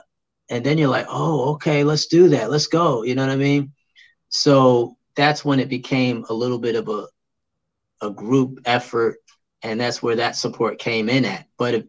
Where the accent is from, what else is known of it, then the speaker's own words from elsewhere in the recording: Brooklyn, New York, United States; When I moved back to New York City, I'm originally from Brooklyn, but I had moved out because I was, you know, a military brat. We moved around. But eventually we came back to the city of New York.